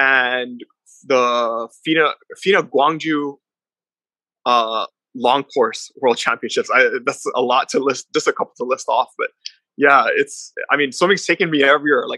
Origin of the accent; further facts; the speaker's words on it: Guam; also born or lived in Polowat, Chuuk, Federated States of Micronesia; And I was born in Palawat, and I was raised on Guam.